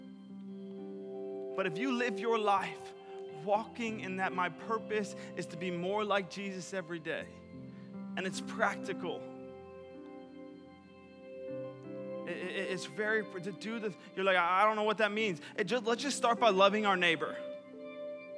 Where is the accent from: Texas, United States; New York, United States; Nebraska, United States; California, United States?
New York, United States; I'm not from the Bahamas. From New York.